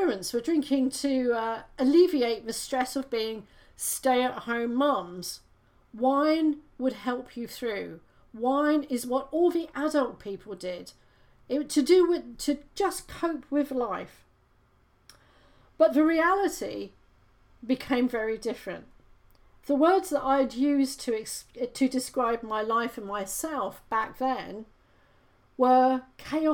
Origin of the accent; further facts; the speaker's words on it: United Kingdom; I'm British, I grew up with a monarchy